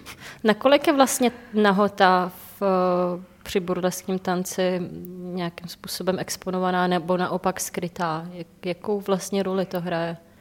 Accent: Czechia; u nás v Čechách

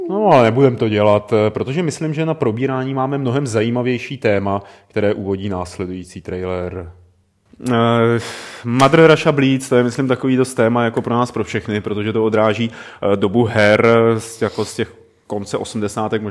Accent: Prague, Czechia; Já jsem prdlaň z Pražák, jo.

